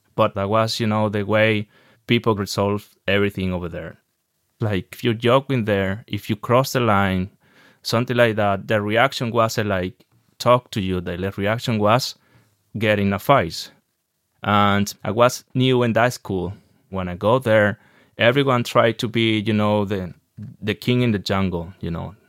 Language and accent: English; Maracay, Aragua, Venezuela; English is a second language; moved away as an adult; now in Ireland; I'm from Venezuela, in a city called Maracay, which is in the north central Venezuela